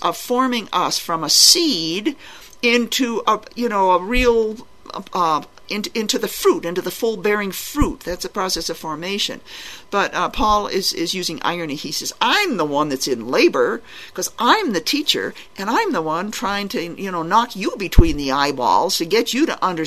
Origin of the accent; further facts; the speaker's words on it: Boston, Massachusetts, United States; I grew up in Boston, Massachusetts